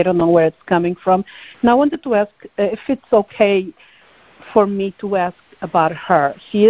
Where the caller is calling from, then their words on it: New Jersey, United States; I'm calling from New Jersey.